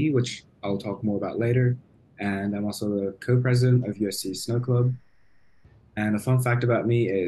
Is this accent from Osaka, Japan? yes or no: no; Tokyo, Japan; moved away as an adult; now in Los Angeles, United States; I'm from Tokyo